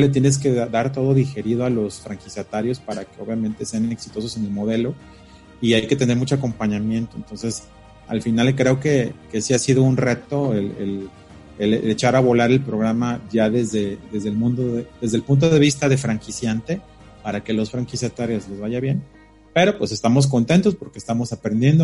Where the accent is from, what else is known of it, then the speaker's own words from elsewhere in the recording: Mexico City, Mexico; nosotros que venimos de la Ciudad de México